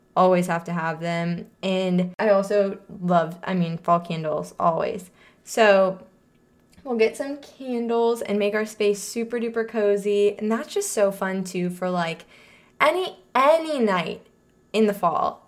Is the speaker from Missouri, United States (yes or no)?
yes; St. Louis, Missouri, United States; moved away; we grew up in Saint Louis, Missouri